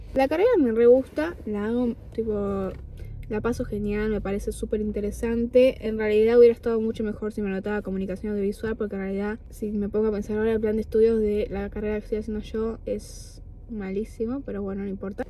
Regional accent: Argentina; moved away as an adult; now in Buenos Aires, Argentina; yo ya hacía teatro acá en mi pueblo, después cuando me mudé a Buenos Aires

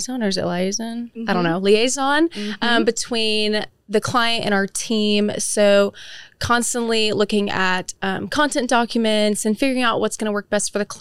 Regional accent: Frisco, Texas, United States; also born or lived in Michigan / Oklahoma; I am from Frisco, Texas. I was originally born in Michigan, but I moved to Frisco when I was in elementary school. So that's basically where I grew up

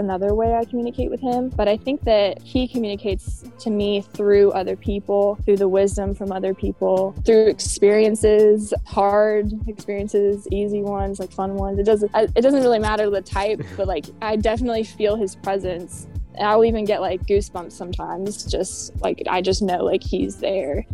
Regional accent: Roanoke, Virginia, United States; moved away as an adult; now in Charlotte, United States; I am originally from Roanoke, Virginia. I was not born there, but I spent most of my life living there.

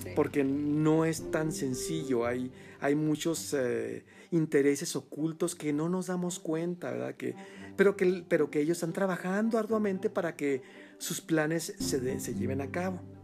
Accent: Mexico; aquí a a nuestro México

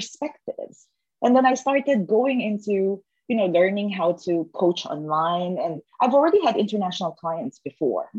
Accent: Philippines; growing up in the Philippines, that's a developing country back then

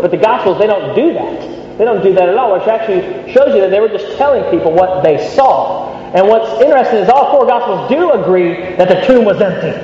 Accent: United States; moved away as an adult; now in Birmingham, United Kingdom; I grew up in the States

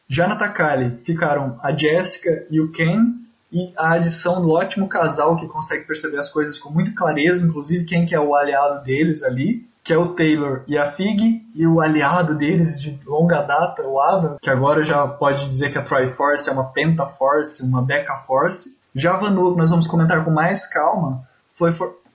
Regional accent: interior of Paraná, Brazil; eu sou do interior do Paraná

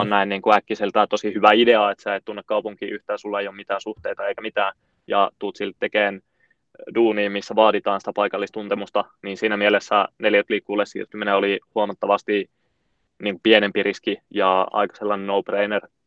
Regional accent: Oulu, North Ostrobothnia, Finland; moved away as an adult; now in Helsinki, Finland; mistä mä oon lähtöisin, niin mä oon Oulusta, ja on siellä viettänyt niin kuin lapsuuden

